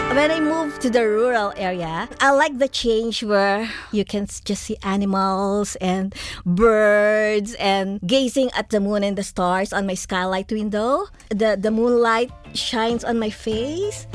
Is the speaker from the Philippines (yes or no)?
yes; Philippines; also born or lived in New Zealand / Melbourne, Australia; now in Australia; I grew up in the Philippines